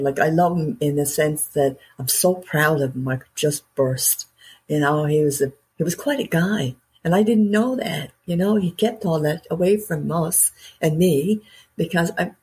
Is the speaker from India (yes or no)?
no; Newfoundland and Labrador, Canada; I'm a Newfoundlander. Okay, I live in Canada